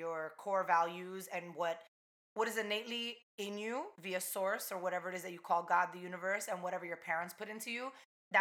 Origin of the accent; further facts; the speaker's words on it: East Hanover, New Jersey, United States; first language Spanish; English is a second language; also born or lived in North Bergen, New Jersey / Weehawken, New Jersey / Pennsylvania; I moved to East Hanover, predominantly white Italian town, when I was 5. And I lived there until I moved out of the house like 3 years ago